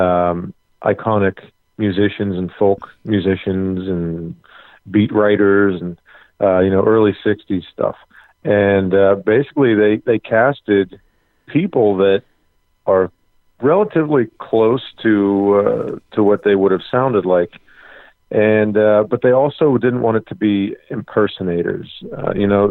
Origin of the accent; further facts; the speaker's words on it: Pittsburgh, Pennsylvania, United States; I'm born and raised in Pittsburgh